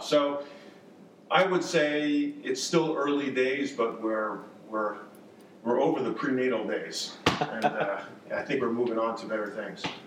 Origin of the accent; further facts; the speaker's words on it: New York, United States; moved away as an adult; also born or lived in Boston; now in North Carolina, United States; I grew up in New York, lived in Boston for many years